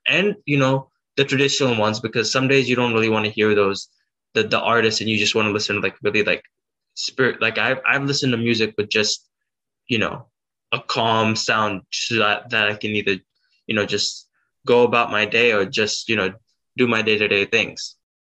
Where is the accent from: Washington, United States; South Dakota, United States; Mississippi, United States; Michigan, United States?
South Dakota, United States; I was born in South Dakota